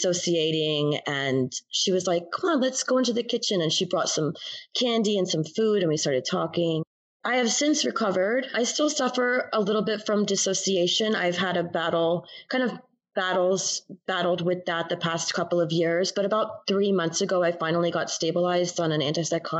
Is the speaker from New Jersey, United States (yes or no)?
yes; New Jersey, United States; moved away as an adult; now in Tulsa, United States; I'm originally from New Jersey, moved here in 2009